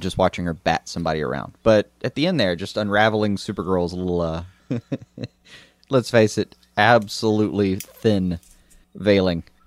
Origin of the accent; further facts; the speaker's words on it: United States; we're American